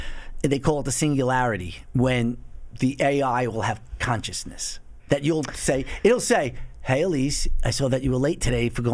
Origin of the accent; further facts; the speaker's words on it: United States; I'm an American